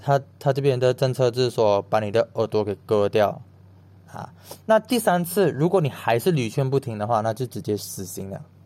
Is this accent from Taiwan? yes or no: no; Malaysia; 我就是一个马来西亚人